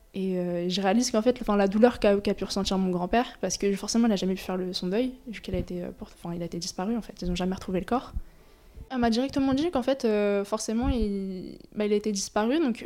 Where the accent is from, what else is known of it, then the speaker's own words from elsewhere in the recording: France; le fait justement d'être née euh, bah, né en France, d'avoir grandi en France